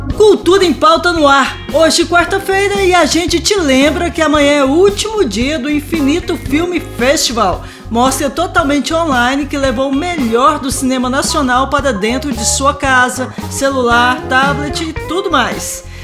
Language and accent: Portuguese; Anápolis, Goiás, Brazil; now in Goiânia, Brazil; Anápolis, cidade onde eu nasci